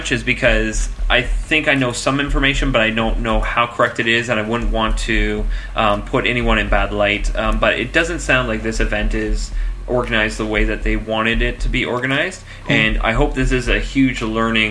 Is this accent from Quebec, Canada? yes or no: no; Oshawa, Ontario, Canada; I am not native. I am from Oshawa, but I am not native.